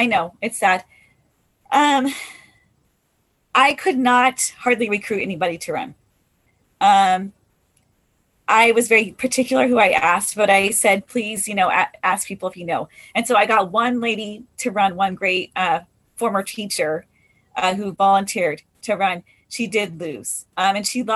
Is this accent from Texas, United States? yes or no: no; Nestucca School District, Tillamook, Oregon, United States; I grew up in Nestucca School District. So I've lived here for about 35 years